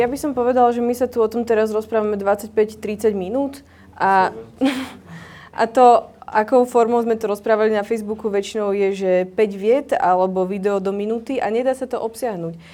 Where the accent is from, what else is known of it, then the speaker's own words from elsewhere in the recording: central Slovakia, Slovakia; ja napríklad osobne som zo stredného Slovenska, z malého mesta